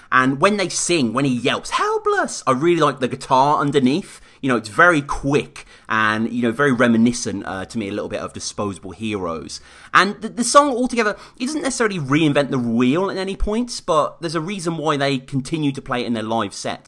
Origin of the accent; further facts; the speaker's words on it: Birmingham, West Midlands, United Kingdom; in my hometown of Birmingham